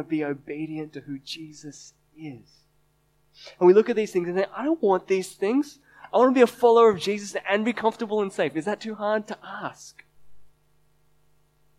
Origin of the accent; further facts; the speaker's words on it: Sydney, New South Wales, Australia; I'm born and raised in Sydney